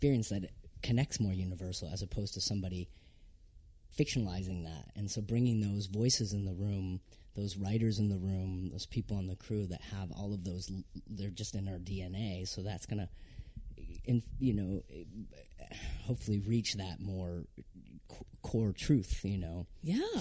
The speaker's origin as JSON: {"language": "English", "region": "Vermont", "country": "United States", "tie": "born or raised there", "also_born_or_lived": "San Francisco", "moved": "yes", "said": "I grew up in Vermont, working class"}